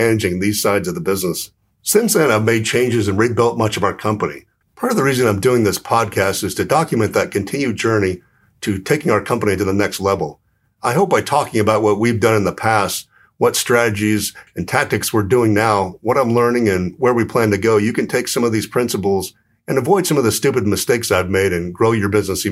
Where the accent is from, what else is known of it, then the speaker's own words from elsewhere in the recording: Southern California, United States; moved away as an adult; also born or lived in New York; now in Phoenix, United States; I'm originally from Southern California.